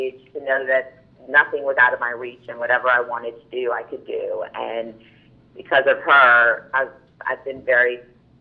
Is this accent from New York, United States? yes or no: yes; Ithaca, New York, United States; I grew up in Ithaca, New York